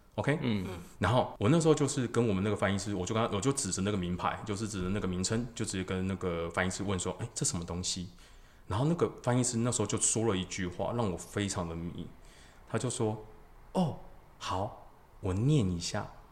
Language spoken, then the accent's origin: Chinese; Taiwan; 我们台湾人真的很努力在读英文